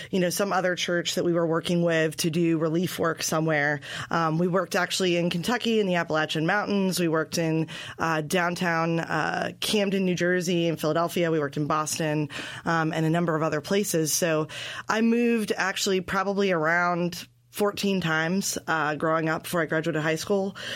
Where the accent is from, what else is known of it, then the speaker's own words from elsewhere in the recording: Belgium; born there; also born or lived in Guatemala; I was born in Belgium.